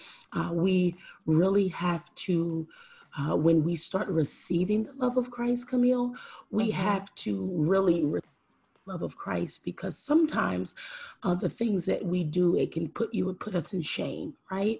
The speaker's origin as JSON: {"language": "English", "town": "Philadelphia", "region": "Pennsylvania", "country": "United States", "tie": "born or raised there", "said": "I am born and raised in Philadelphia, Pennsylvania, inner city Philadelphia, Pennsylvania"}